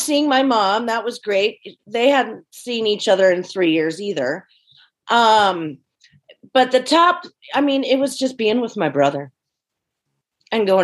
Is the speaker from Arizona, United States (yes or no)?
no; Cincinnati, Ohio, United States; moved away; my next door neighbors on either side of me growing up in Cincinnati